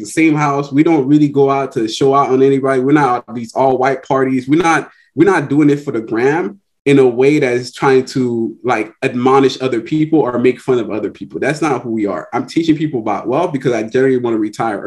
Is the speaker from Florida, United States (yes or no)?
yes; Miami-Dade, Florida, United States; I grew up in Miami-Dade